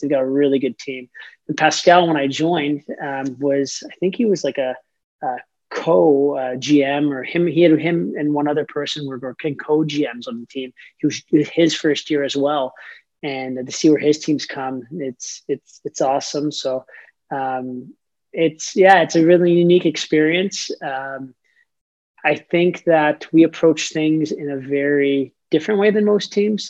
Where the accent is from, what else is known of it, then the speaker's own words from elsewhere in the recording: Toronto, Ontario, Canada; now in Saint John, Canada; I'm from Toronto, Ontario, and uh, grew up a major, huge, huge hockey fan